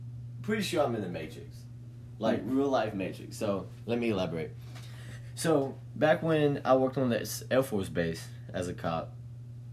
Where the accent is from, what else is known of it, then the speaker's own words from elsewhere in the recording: Mississippi, United States; I'm from Mississippi.